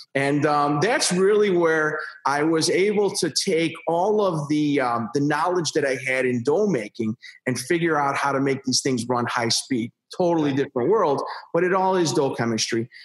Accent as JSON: {"language": "English", "town": "Chicago", "region": "Illinois", "country": "United States", "said": "I'm from Chicago."}